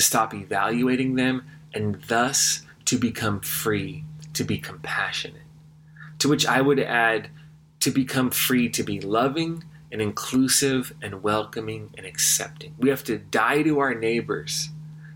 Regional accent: California, United States; growing up in California

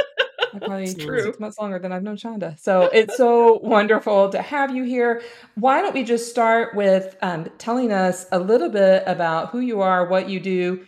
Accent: Louisiana, United States; I'm Cajun.

